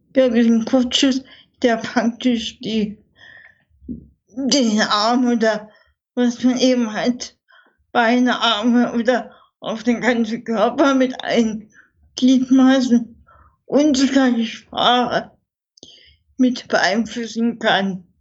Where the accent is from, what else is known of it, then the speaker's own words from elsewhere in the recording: Dresden, Saxony, Germany; bei uns in Dresden